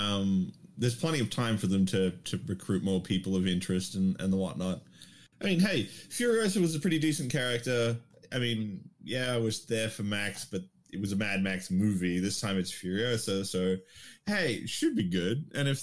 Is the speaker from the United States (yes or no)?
no; Australia; as an Australian